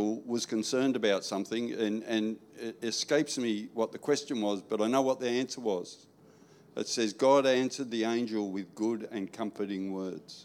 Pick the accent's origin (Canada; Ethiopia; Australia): Australia; New South Wales; now in Queensland, Australia; I was born in New South Wales.